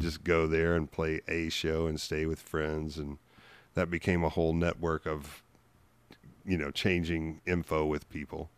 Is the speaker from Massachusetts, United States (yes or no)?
no; Memphis, Tennessee, United States; moved away as an adult; also born or lived in Los Angeles; I'm from Memphis in, in the early eighties